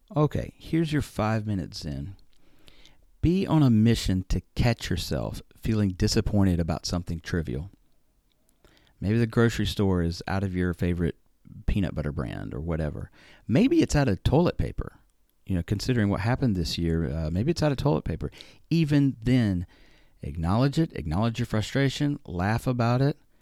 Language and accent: English; Alabama, United States; moved away as an adult; now in Japan; I am from Alabama after all